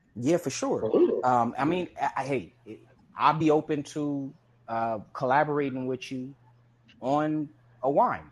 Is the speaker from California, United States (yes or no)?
yes; Compton, California, United States; when I was growing up in Compton